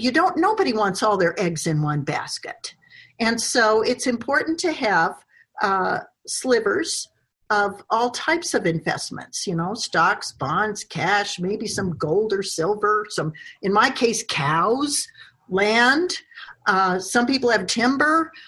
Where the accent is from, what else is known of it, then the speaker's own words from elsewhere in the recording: Wyoming, United States; my home state of Wyoming